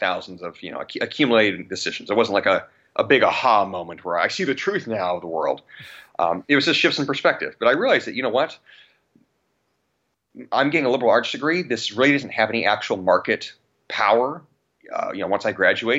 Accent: Riverside County, California, United States; I grew up in Riverside County in California, which was one of the hardest hit county in the country.

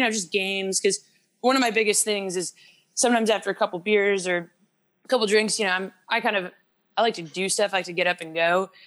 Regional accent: Midwest, United States; moved away as an adult; also born or lived in Boulder, Colorado; now in Charlotte, United States; I came from the Midwest actually, um, with a little town with about 30 family members.

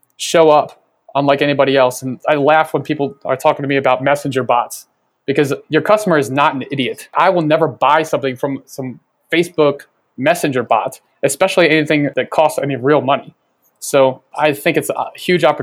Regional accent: Baltimore, Maryland, United States; I'm from Baltimore

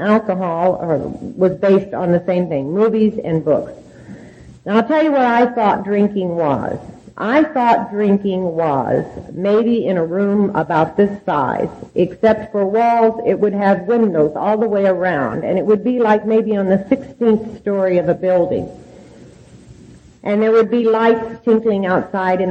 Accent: Oklahoma, United States; moved away; also born or lived in California; I was raised in Oklahoma

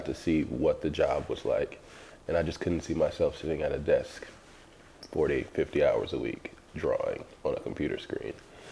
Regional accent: New Orleans, Louisiana, United States; moved away; I'm from New Orleans originally

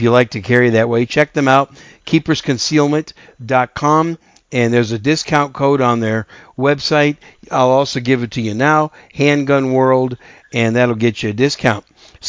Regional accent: Wisconsin, United States; moved away as an adult; I'm a cheesehead from Wisconsin. And that's where I grew up. And I grew up there, went to college there, and then got out.

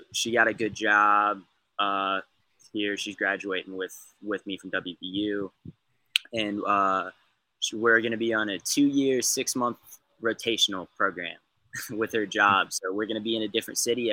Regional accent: Ohio, United States; I'm from Ohio

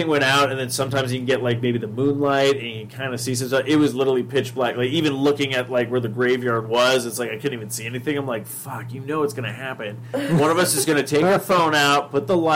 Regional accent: United States; we're from the States

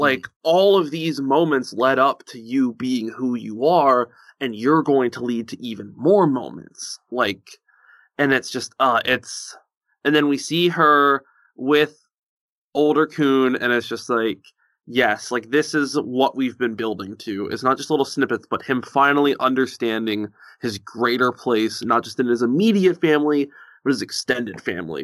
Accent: United States; also born or lived in Virginia; I'm, I'm American.

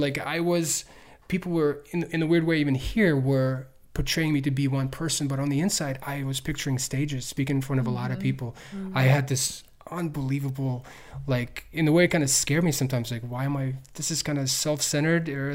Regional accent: Ukraine; also born or lived in Tennessee, United States; now in United States; I'm from Ukraine.

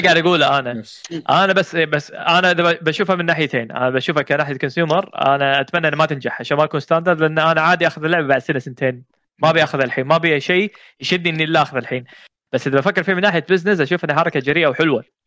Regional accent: Kuwait; هنا عندنا بالكويت

